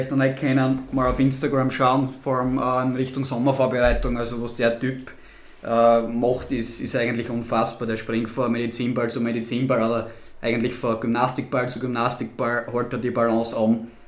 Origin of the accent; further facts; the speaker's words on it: Styria, Austria; accent: Styrian; wie ihr schon mitbekommen habt, verfolgen wir gerne in unseren steirischen Dialekt. Also bitte auch in der Hinsicht nicht böse sein, wenn wir nicht alles in, in hochdeutscher Sprache abhalten werden.